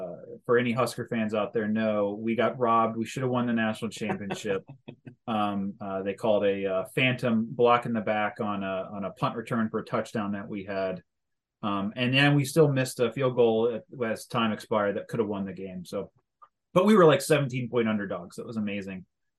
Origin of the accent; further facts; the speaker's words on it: Chesapeake, Virginia, United States; moved away; also born or lived in Norfolk, Virginia / Annapolis, Maryland; We were in Norfolk, Virginia for pretty much my dad's entire career. I grew up in Chesapeake, Virginia. And then when he was retiring from the Navy after 20 years, we moved back up to Maryland, right outside of Annapolis